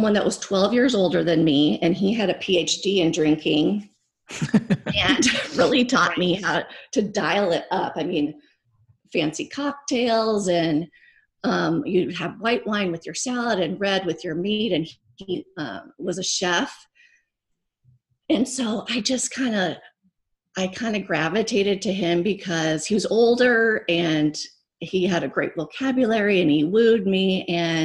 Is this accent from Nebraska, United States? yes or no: yes; Nebraska, United States; also born or lived in California; now in Phoenix, United States; I grew up in Nebraska